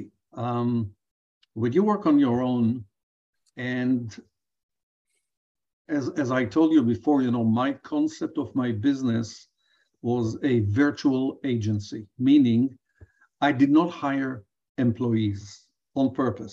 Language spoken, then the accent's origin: English; Israel; moved away as an adult; also born or lived in Johannesburg, South Africa; now in Chicago, United States; in my home country at the time, in Israel of 1980, I did not have anybody to learn from